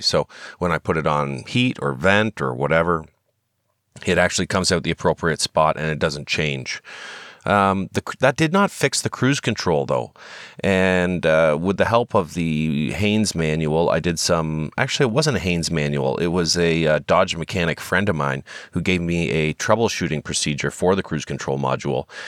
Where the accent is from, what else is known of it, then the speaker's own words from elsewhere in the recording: Canada; we're Canadian citizens